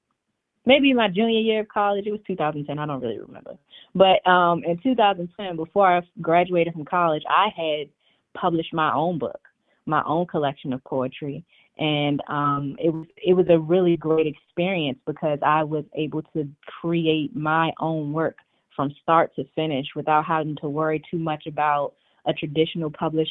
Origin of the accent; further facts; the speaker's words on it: Washington, District of Columbia, United States; moved away as an adult; also born or lived in New York; now in Arlington, United States; I was born and raised in Washington, D.C.